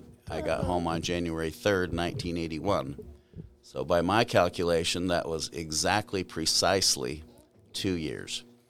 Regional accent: California, United States; Oh, sure. I was born in California. It was a fun, a nice place. I grew up with my mother's parents lived there, as well as two of her sisters.

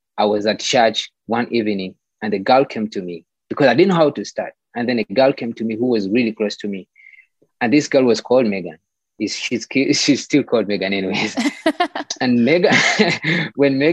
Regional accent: Kampala, Central Region, Uganda; born and raised in Kampala, Uganda.

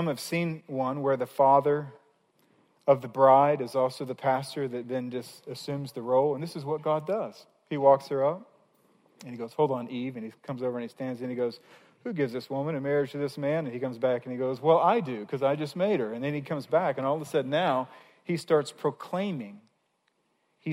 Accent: Missouri, United States; I grew up in Missouri, was in college in Missouri

